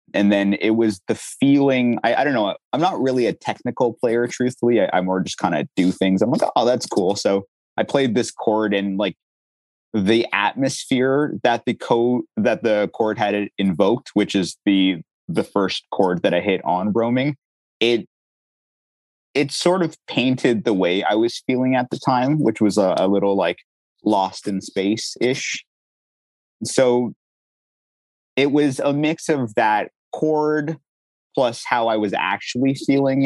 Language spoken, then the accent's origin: English; Ottawa, Ontario, Canada; moved away; also born or lived in Durham Region, Ontario; we moved from Ottawa, where I grew up, to the Durham region, which is like Ajax, Oshawa